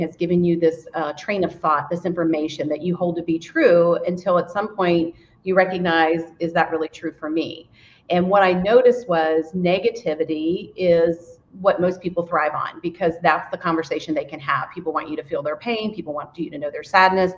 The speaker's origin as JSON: {"language": "English", "country": "United States", "tie": "born or raised there", "said": "I am from the Brown County area, born and raised"}